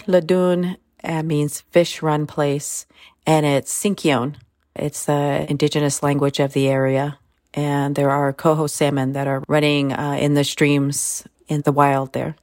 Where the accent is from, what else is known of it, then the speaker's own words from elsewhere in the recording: Sherwood Valley Rancheria, California, United States; I come from Sherwood Valley. Noyo and Yukeo Rancheria.